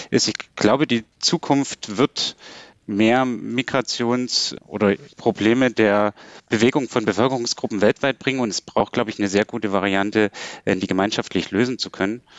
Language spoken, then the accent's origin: German; Saxony, Germany; ich meine, ich komme aus Sachsen